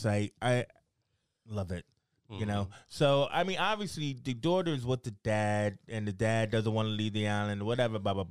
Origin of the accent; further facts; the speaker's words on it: United States; I'm from America